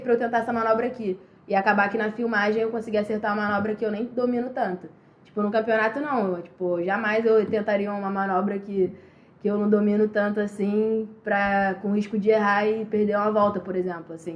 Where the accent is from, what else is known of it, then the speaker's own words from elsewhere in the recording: Rio de Janeiro, Brazil; sou daqui do Rio